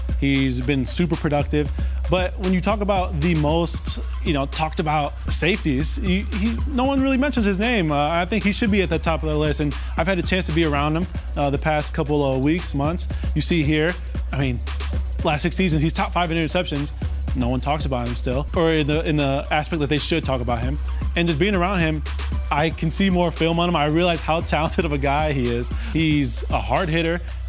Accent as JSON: {"language": "English", "town": "Chicago", "region": "Illinois", "country": "United States", "tie": "born or raised there", "said": "I grew up in Chicago, and so, you know, I grew up watching the one and only Charles Peanut Tillman."}